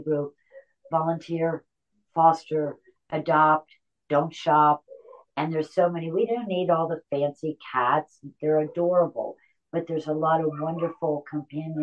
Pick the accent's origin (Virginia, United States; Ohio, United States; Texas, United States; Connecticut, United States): Connecticut, United States; I'm from Connecticut